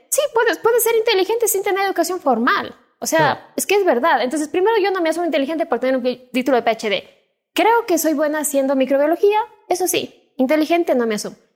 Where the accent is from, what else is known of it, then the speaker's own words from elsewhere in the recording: Cuenca, Azuay, Ecuador; Soy cuencana.